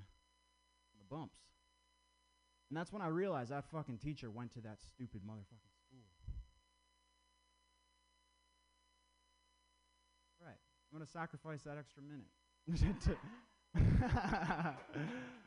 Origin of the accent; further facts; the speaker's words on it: Vermont, United States; I grew up in Vermont.